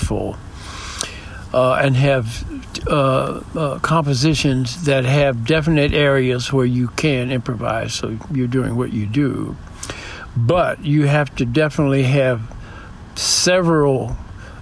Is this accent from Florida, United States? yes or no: no; Detroit, Michigan, United States; also born or lived in New York; now in San Diego, United States; I grew up in Detroit